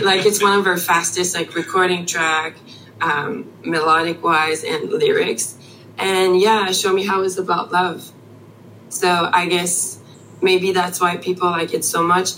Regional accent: Canada; English is a second language; we're French Canadian, but we've been raised on um, uh, not American, but English as a language

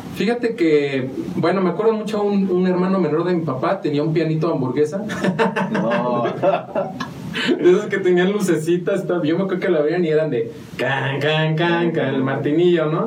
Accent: San Juan del Río, Querétaro, Mexico; also born or lived in Mexico City / Purépero, Michoacán / Amealco / Galindo; nací en la Ciudad de México, pero estoy registrado en Purépero, Michoacán, porque de allá es mi familia. Entonces, algo falló en el plan y terminamos aquí en San Juan

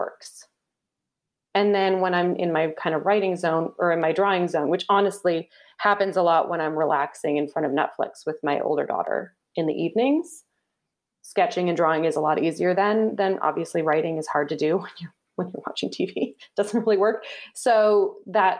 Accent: Canada; Canadian, I'm a Canadian

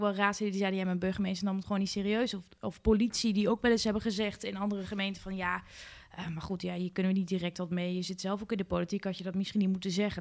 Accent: Winterswijk, Gelderland, Netherlands; als lokaal raadslid omdat ik uit Winterswijk kom

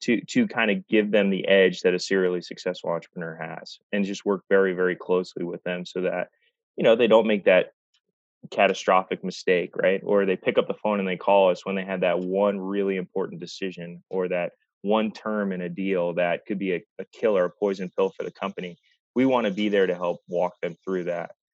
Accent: North Carolina, United States; also born or lived in Massachusetts; I grew up in North Carolina

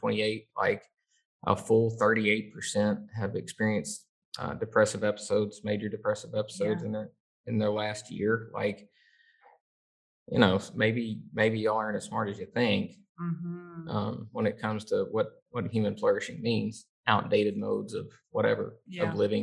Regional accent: the South, United States; as a Southerner

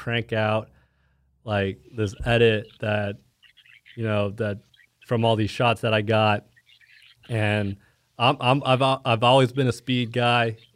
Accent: Plano, Texas, United States; moved away as an adult; also born or lived in Dallas, Texas / Arkansas; now in Kansas City, United States; I grew up in Dallas, Plano, Texas

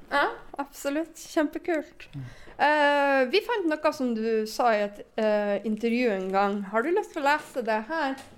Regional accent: Northern Norway, Norway; jeg er nordlending

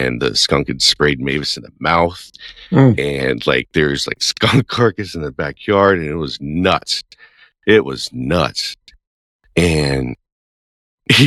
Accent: Baton Rouge, Louisiana, United States; moved away as an adult; growing up in Baton Rouge. I mean, we haven't lived in Louisiana for a long, long time

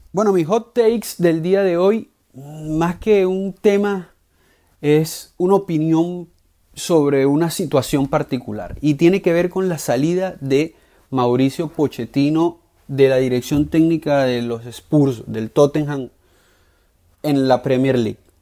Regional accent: Venezuela; como venezolano

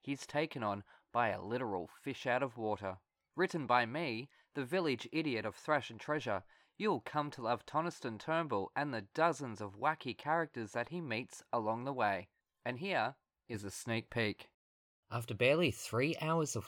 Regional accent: Australia; I am Australian, and I will get in trouble by my teachers for saying

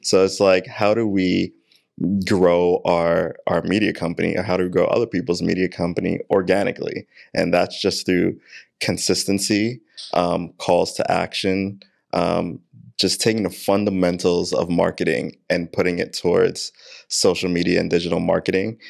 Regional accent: New York City, New York, United States; I am from Queens, New York, born and raised

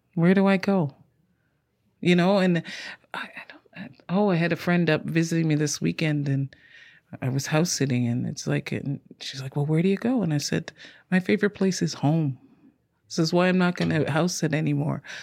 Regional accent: Ontario, Canada; also born or lived in England / Ottawa; now in Victoria, Canada; I grew up in Ontario, born in England, been in Canada since I've been five

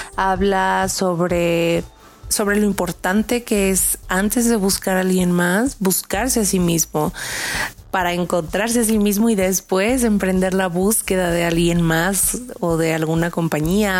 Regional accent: Saltillo, Coahuila, Mexico; now in Mexico City, Mexico; soy de Saltillo, Coahuila

